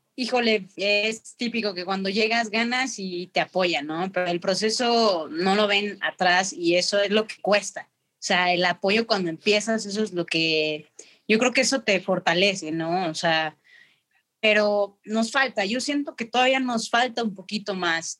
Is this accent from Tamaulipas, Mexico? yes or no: no; Mexico City, Mexico; moved away; also born or lived in León; y nací en Ciudad de México, mi amada Ciudad de México